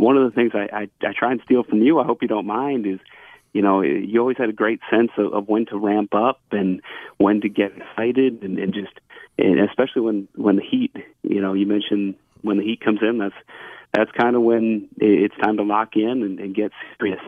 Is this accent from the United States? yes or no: yes; Allentown, Pennsylvania, United States; growing up in Allentown